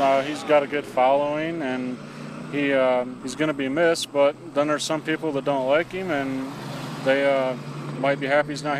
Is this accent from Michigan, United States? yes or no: yes; Michigan, United States; I'm from Michigan.